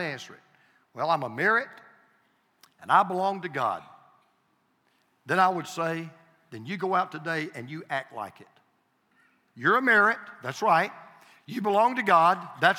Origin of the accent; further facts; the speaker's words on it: Deep South, United States; I'm from the Deep South. I prefer reckon